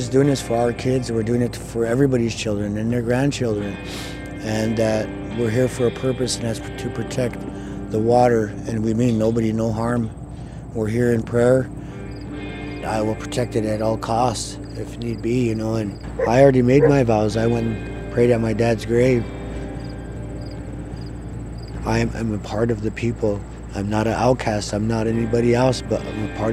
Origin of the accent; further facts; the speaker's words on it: Little Eagle, South Dakota, United States; I'm from Standing Rock. I grew up in a place called Little Eagle, just south of here